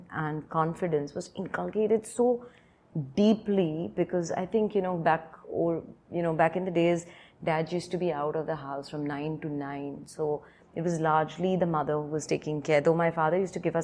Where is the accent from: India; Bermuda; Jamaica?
India; Mumbai, Maharashtra; Born and brought up in Bombay, I'm one of four daughters